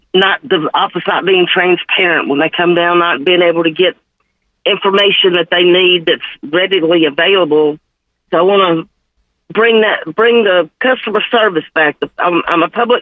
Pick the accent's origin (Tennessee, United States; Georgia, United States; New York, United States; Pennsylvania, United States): Tennessee, United States; Memphis; I'm born and raised in Memphis, been here my whole